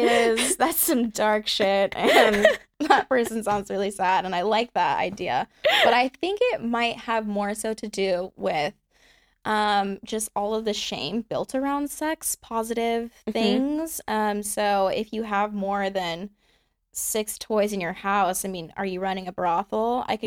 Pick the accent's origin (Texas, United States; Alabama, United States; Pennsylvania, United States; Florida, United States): Texas, United States; Houston; also born or lived in Austin, Texas; raised in Houston. Mm-hmm. I live in Austin, Texas now.